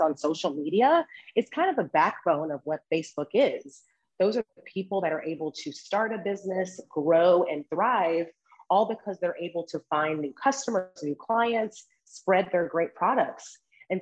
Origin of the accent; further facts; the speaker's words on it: Memphis, Tennessee, United States; moved away as an adult; now in Washington, DC area, United States; I am originally from Memphis, Tennessee, but have been living in the DC area for right at 7 years.